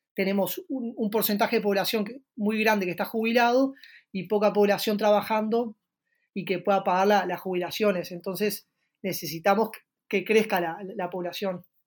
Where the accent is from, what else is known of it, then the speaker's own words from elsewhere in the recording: Uruguay; also born or lived in Montevideo; Los saludo desde Montevideo, la capital de Uruguay